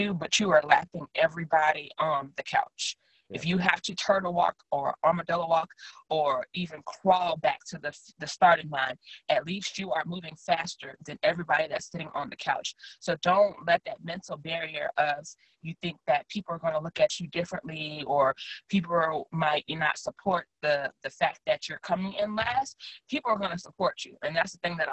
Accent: Louisiana, United States; now in Austin, United States; I'm from Louisiana

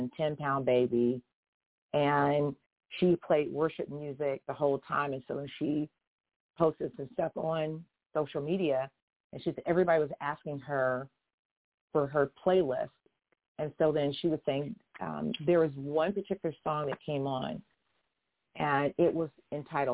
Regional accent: Houston, Texas, United States; I'm a Southern girl. I'm from Houston. I was born in Harris County

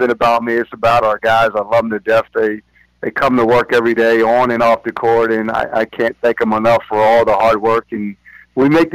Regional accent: about 20 minutes from Lawrenceville, New Jersey, United States; I'm also about 20 minutes from here is my hometown where I grew up

